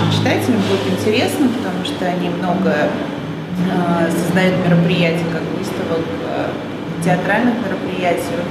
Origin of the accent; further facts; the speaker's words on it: Moscow, Russia; moved away as an adult; now in Saint Petersburg, Russia; И начала я свою деятельность в Москве, потому что я москвичка, а продолжила в Питере.